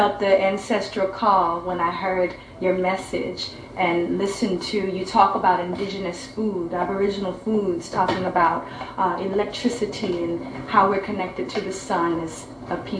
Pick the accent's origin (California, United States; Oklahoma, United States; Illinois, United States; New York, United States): Oklahoma, United States; I'm from Oklahoma